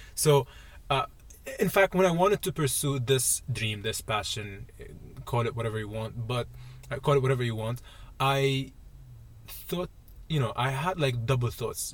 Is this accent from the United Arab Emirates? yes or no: yes; Dubai, United Arab Emirates; moved away as an adult; I'm from I'm from Dubai